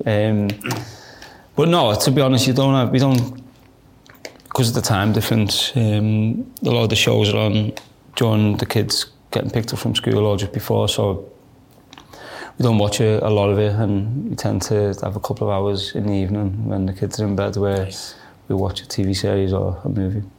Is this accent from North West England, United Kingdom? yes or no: yes; Liverpool, North West England, United Kingdom; growing up in Liverpool, being an Everton fan